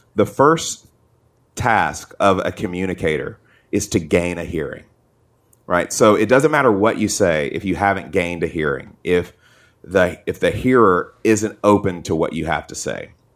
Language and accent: English; Atlanta, Georgia, United States; I grew up in Atlanta